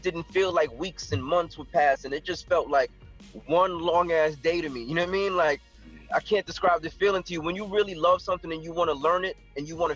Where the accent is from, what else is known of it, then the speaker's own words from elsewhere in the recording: New York City, New York, United States; moved away; also born or lived in Stamford, Connecticut; when I left the Bronx, I moved to Connecticut for about 2 years, 3 years, and then I left.